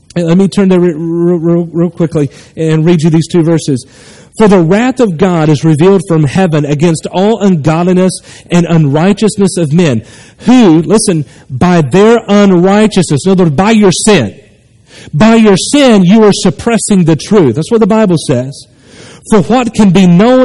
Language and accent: English; North Carolina, United States; moved away as an adult; also born or lived in Nashville, Tennessee; now in Hilliard, United States; Moved back to North Carolina, 20 minutes from my hometown where I was born and raised